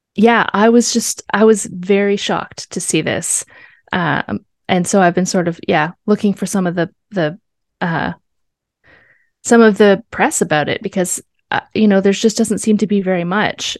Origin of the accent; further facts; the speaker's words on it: Canada; we are Canadian